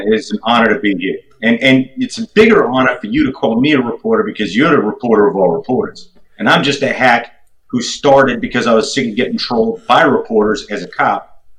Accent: New York, United States; moved away; it shames me as a New Yorker, former New Yorker

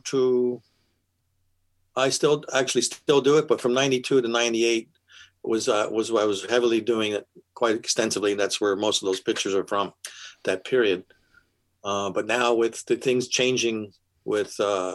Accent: California, United States; moved away as an adult; also born or lived in Pennsylvania / New York; My family was from Pennsylvania, and in the late 50s, my father and us, we drove across country to California

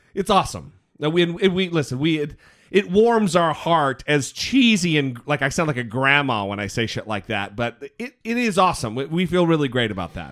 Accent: Idaho, United States; also born or lived in Missouri; I'm from Idaho

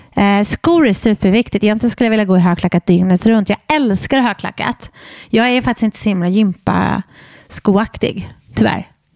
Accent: Borås, Västra Götaland, Sweden; jag är från Borås.

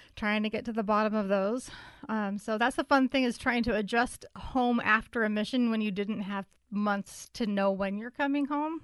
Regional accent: Utah, United States; I grew up in Utah County, which is really white

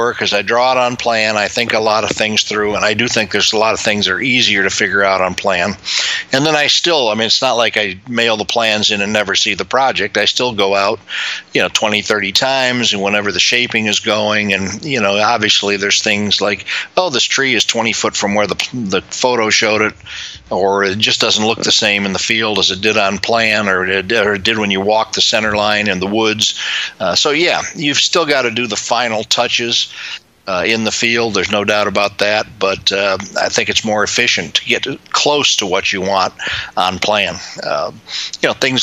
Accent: Chicago, Illinois, United States; I was growing up in Chicago

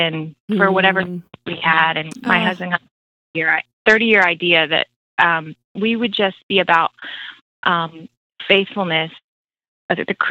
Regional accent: Florida, United States; moved away as an adult; also born or lived in Virginia / Atlanta; I grew up in Florida, Sunshine State

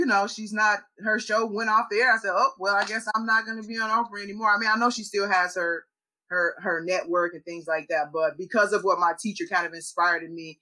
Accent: Chicago, Illinois, United States; I grew up in Chicago in the hood

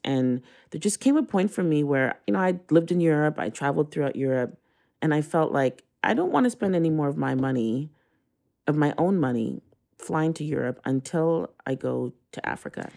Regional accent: Canada; moved away as an adult; now in Brooklyn, United States; I was born in Canada.

